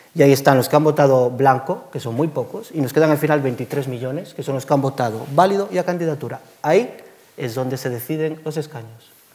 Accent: Galicia, Spain; yo como gallego que soy

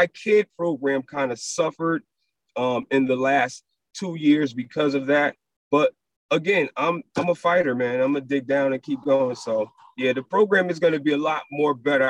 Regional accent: New Haven, Connecticut, United States; being a kid growing up in Newhallville

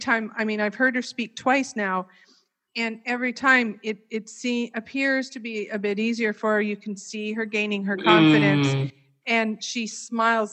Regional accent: Canada; I was born and raised in Canada

